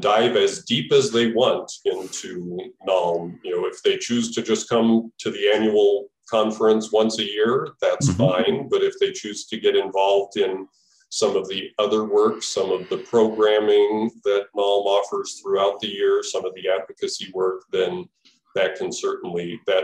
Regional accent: Albuquerque, New Mexico, United States; now in Milwaukee, United States; I was living in Milwaukee, but I grew up in Albuquerque and my parents were still living in Albuquerque

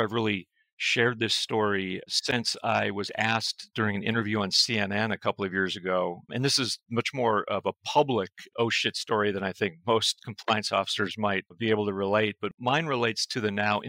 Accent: Nevada, United States; I ended up being appointed U.S. attorney by President Bush in my home state of Nevada.

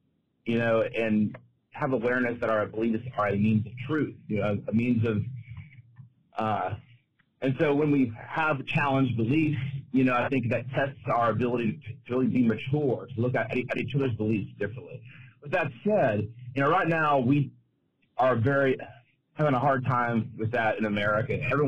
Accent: Mobile, Alabama, United States; I'm from Mobile, Alabama

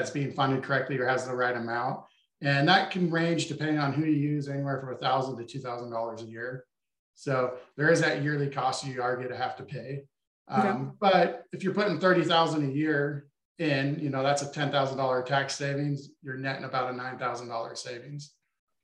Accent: Boise, Idaho, United States; where I grew up in Boise, Idaho

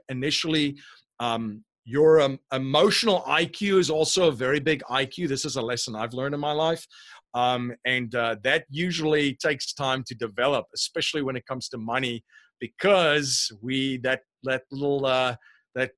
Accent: South Africa; moved away as an adult; now in Bucks County, Pennsylvania, United States; I'm originally from South Africa. I live in Bucks County, Pennsylvania now, so this is definitely not a Pennsylvanian accent

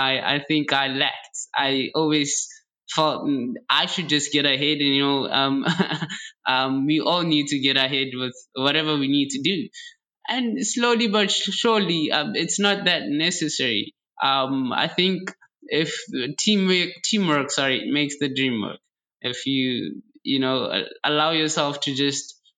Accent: South Africa; now in China; I'm from Africa, I'm from South Africa, in fact.

